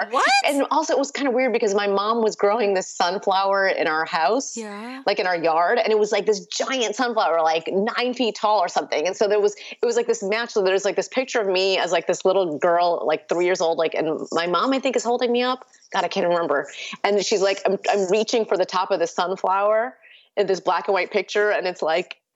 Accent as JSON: {"language": "English", "country": "India", "tie": "born there", "first_language": "Urdu", "second_language": "English", "said": "And so Urdu, which is the the first language I spoke and is the language of my family. I was born in India actually. So Urdu was our first language"}